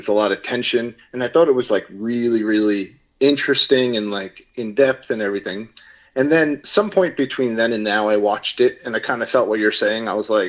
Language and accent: English; New York City, New York, United States; I was from Staten Island.